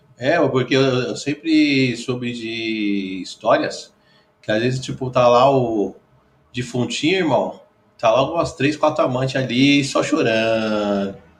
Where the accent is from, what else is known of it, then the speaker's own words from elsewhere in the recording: São Paulo, Brazil; Eu, eu que sou daqui, sou paulistano